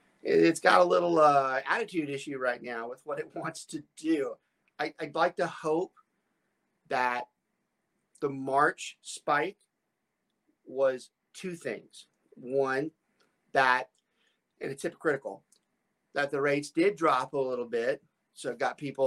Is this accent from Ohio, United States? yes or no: no; Atlanta, Georgia, United States; moved away; also born or lived in Southern Louisiana; I grew up in the Atlanta area